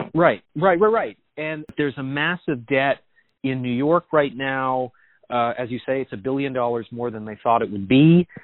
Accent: Canada; moved away as an adult; now in New York City, United States; as a Canadian

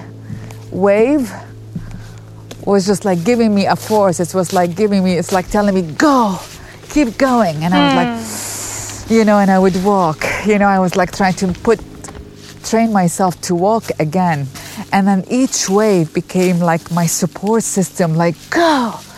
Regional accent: Baghdad, Baghdad Governorate, Iraq; moved away as an adult; now in United States; I grew up overseas in Baghdad, Iraq

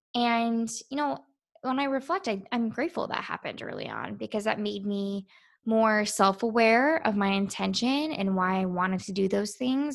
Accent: Quantico, Virginia, United States; I grew up near Marines my entire life at Quantico.

